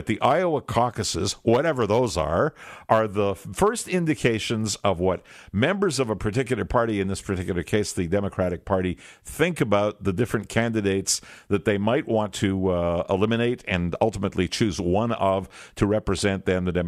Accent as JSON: {"language": "English", "country": "Canada", "said": "I'm a Canadian"}